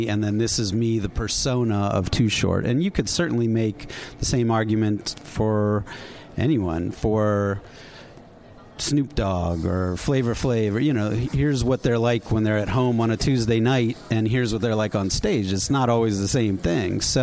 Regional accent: East Coast, United States; I grew up on the East Coast

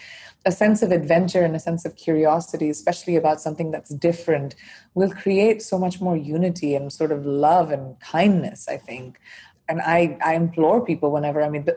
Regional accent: India; first language Hindi and English; moved away as an adult; also born or lived in United States; now in London, United Kingdom; I'm an Indian by birth

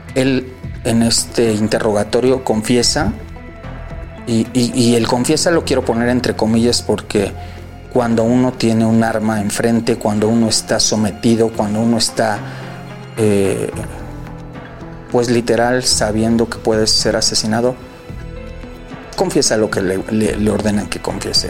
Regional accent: Mexico City, Mexico; De Ciudad de México, calle Mixteca número 309, Colonia Justo, Coyacán

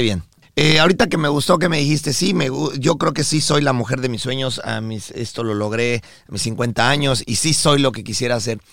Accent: Mexico; nosotros somos mexicanos de nacimiento

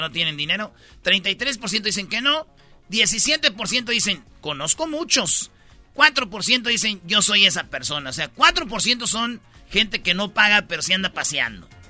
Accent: Michoacán, Mexico; moved away; cuando yo estaba en el catecismo, allá en Michoacán

